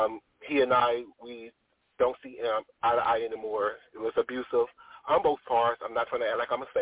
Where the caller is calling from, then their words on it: North Carolina, United States; I'm calling from North Carolina.